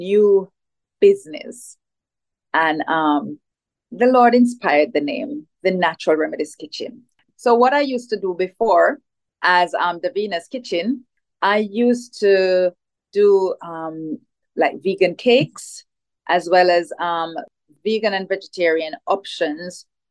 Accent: Jamaica; So I grew up in Jamaica, which is where I am at this time, right? So spent most of my life in Jamaica

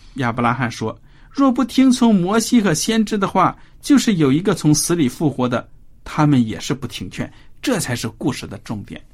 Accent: China; 我们中国人

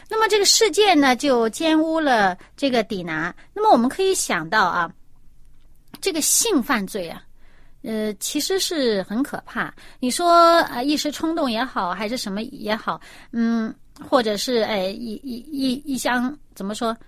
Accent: China; 我们中国人

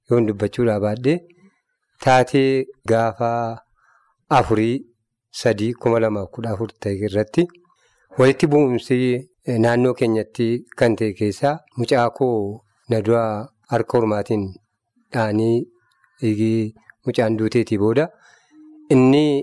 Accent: West Wollega, Oromia, Ethiopia; now in Sasiga, East Wollega, Ethiopia; iddoo dhalooti kootii wallaggaa lixaa

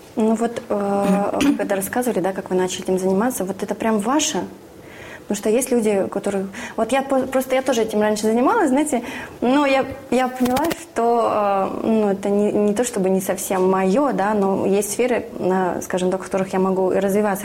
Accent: Siberia, Russia; я сама из Сибири

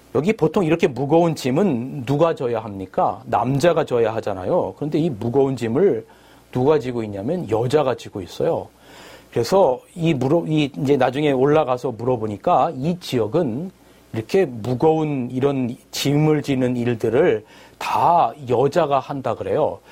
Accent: South Korea; 저는 한국에서 왔다

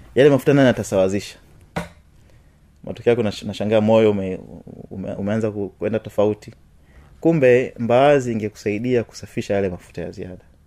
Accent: Tanzania; watanzania wenzetu

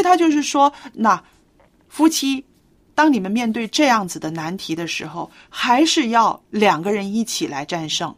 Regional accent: China; 我们中国人说，啊，避风的港湾

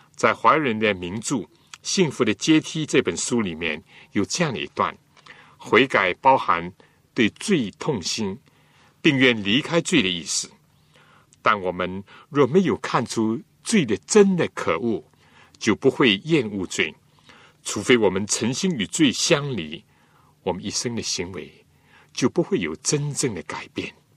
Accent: China; 我们中国人

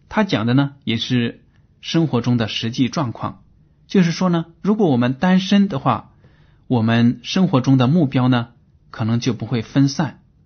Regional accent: China; 我们中国人

